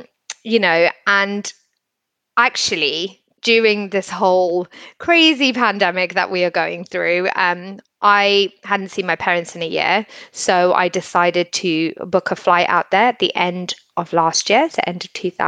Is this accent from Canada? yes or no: no; Botswana; now in United Kingdom; I grew up in Botswana and was so lucky to have done that. when I moved here in 2000, actually, to the UK